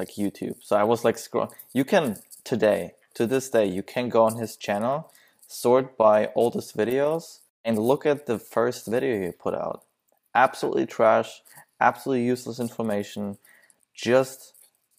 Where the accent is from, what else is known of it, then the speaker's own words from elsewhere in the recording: Germany; English is a second language; now in California, United States; I'm originally from Germany, so it's I live here in the in the California coast